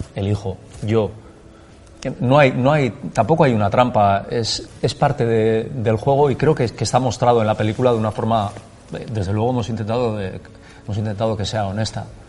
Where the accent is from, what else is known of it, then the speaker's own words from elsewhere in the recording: Basque Country, Spain; todas las vivencias que nosotros hemos tenido como vascos que han vivido el conflicto